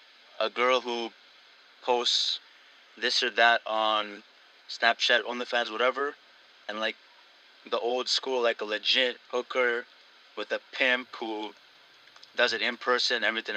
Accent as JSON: {"language": "English", "country": "Nepal", "said": "I'm from Nepal, yeah."}